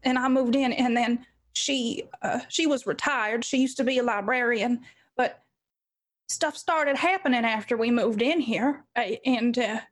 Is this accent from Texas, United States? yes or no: no; Kentucky, United States; I grew up here in Kentucky